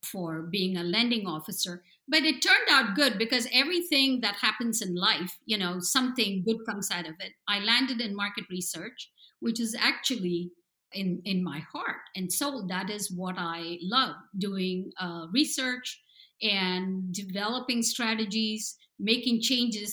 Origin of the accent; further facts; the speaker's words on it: India; moved away as an adult; also born or lived in New Jersey, United States; now in San Diego, United States; I was raised in India and I came here and I went through an MBA program